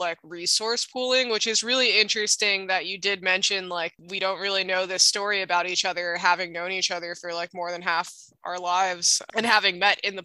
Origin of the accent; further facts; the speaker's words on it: Hawaii, United States; growing up in Hawaii and growing up in the Hawaii punk rock scene